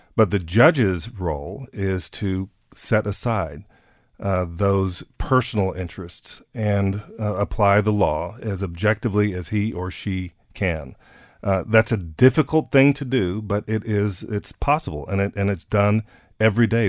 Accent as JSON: {"language": "English", "town": "San Antonio", "region": "Texas", "country": "United States", "tie": "born or raised there", "said": "my hometown of San Antonio"}